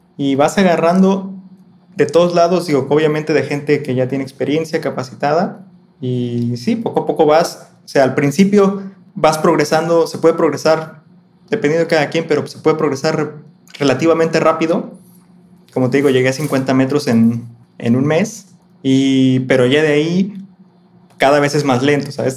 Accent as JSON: {"language": "Spanish", "region": "Colima", "country": "Mexico", "tie": "born or raised there", "said": "yo soy de Colima, Colima"}